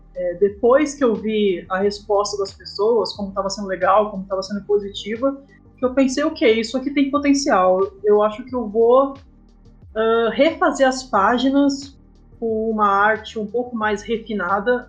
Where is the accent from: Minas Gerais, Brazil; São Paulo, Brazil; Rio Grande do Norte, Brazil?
São Paulo, Brazil; moved away as an adult; also born or lived in Passo Fundo, Rio Grande do Sul, Brazil; now in Canela, Brazil; eu nasci em Passo Fundo, mas eu cresci em São Paulo